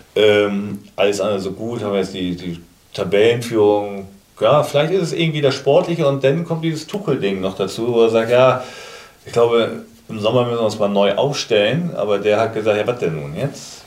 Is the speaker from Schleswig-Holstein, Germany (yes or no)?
yes; Kiel, Schleswig-Holstein, Germany; gebürtiger Kieler